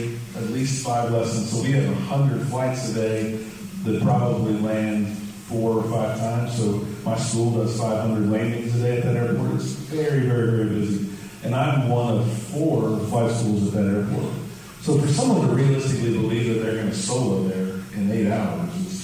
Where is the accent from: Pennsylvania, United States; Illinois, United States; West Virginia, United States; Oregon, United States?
West Virginia, United States; Huntington; now in Houston, United States; I was actually born in Huntington, West Virginia, so I'm not too far from my hometown